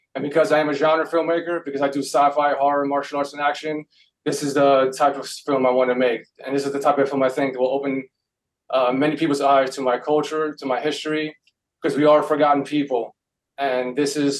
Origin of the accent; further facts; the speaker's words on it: New York City, New York, United States; I grew up in New York City